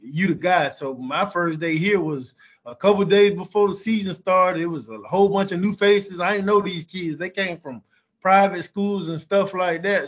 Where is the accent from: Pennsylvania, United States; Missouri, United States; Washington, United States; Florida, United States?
Florida, United States; Jacksonville; I'm from Jacksonville